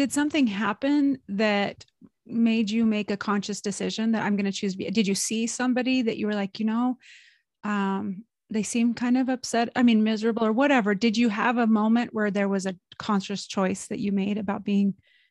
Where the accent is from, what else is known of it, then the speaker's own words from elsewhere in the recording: Burley, Idaho, United States; I grew up in Burley, Idaho.